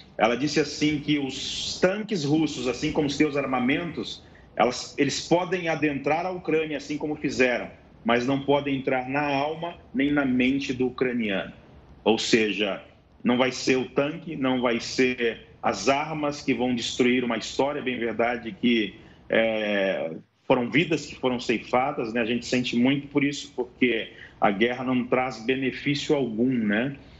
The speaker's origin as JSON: {"language": "Portuguese", "country": "Brazil", "moved": "yes", "lives_now": "Pokrovsk, Ukraine", "said": "Eu me identifiquei sendo estrangeiro com passaporte brasileiro"}